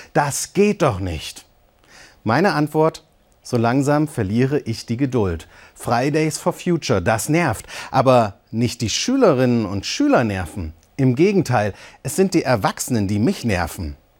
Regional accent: Eisenach, Thuringia, Germany; Da bin ich als Teenager in Eisenach auch auf die Straße.

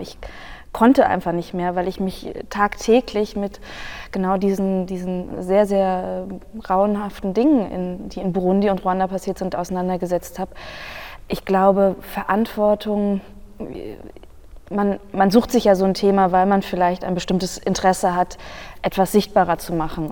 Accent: Germany; in dem Land, in dem ich aufgewachsen bin

